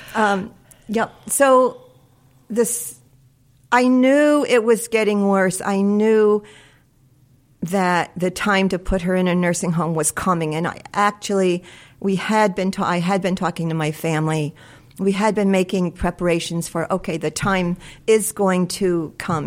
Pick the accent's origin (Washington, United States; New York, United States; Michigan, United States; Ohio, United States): New York, United States; Guilderland Center; we grew up here in, uh, we grew up in Gilderland Center.